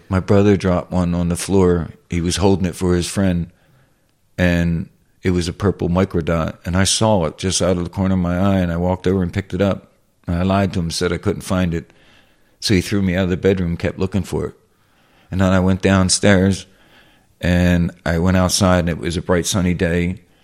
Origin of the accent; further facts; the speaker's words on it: Philadelphia, Pennsylvania, United States; I'm from South West Philly